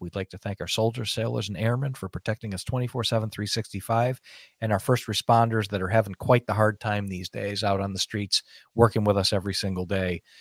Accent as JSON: {"language": "English", "country": "United States", "said": "as an American"}